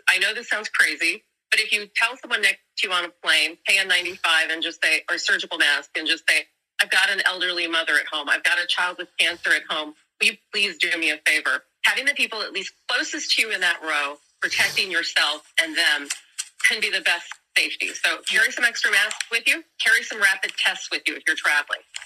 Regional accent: Mississippi, United States; I'm from Mississippi

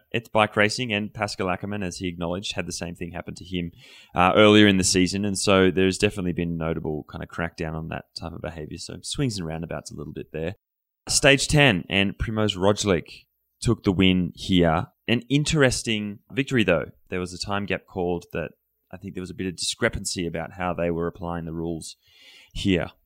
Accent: Australia; moved away; being an Australian

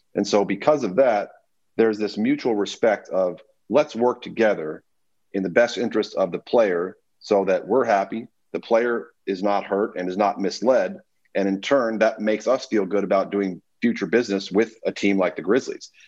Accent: Memphis, Tennessee, United States; I grew up in Memphis

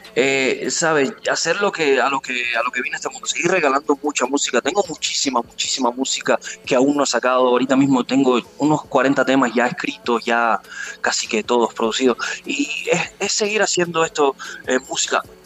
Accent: Cuba; moved away as an adult; also born or lived in Russia / Guadalajara, Jalisco, Mexico; now in Mexico; vengo de Cuba

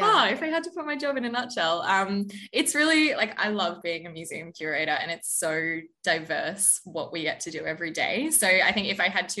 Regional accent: Eumundi, Sunshine Coast, Queensland, Australia; moved away as an adult; also born or lived in Brisbane, Australia; now in Townsville, Australia; I was born in Brisbane, but I grew up in a small little country town called Imbul, which is on the Sunshine Coast.

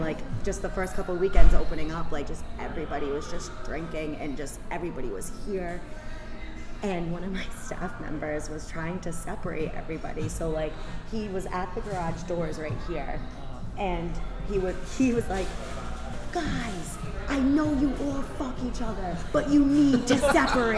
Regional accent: North Providence, Rhode Island, United States; now in Johnston, United States; I grew up in North Providence. I live in Johnston, and I work in Cranston

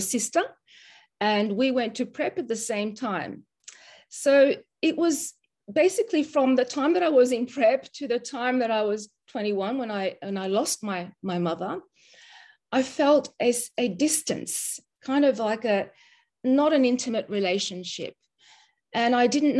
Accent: Mauritius; when I was born. That's 51 years ago. And I'm from Mauritius, and my mother was Mauritian

